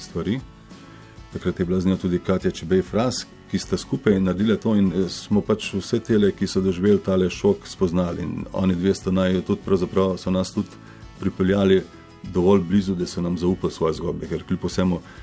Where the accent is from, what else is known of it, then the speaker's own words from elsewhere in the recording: Slovenia; also born or lived in Koper / Kamnik / China; da sem iz Slovenije